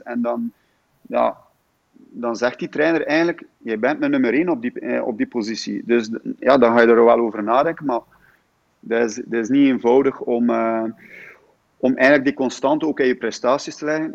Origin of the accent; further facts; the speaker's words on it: Damme, Flanders, Belgium; Ik ben eigenlijk afkomstig van Damme